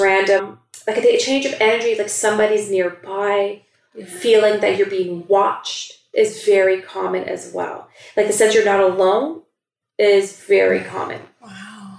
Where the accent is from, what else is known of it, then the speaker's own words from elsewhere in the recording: Toronto, Ontario, Canada; growing up in Scarborough